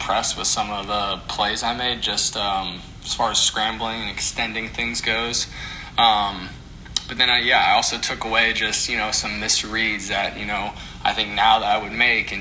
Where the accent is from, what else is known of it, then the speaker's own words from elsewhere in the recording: St. Louis, Missouri, United States; being from St. Louis